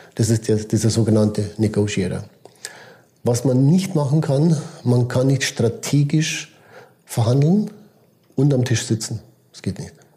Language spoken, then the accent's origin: German; Switzerland